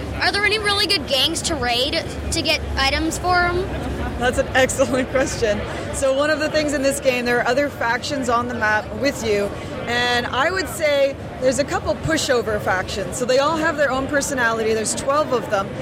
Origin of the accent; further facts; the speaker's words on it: Vancouver, British Columbia, Canada; I'm actually from Vancouver, BC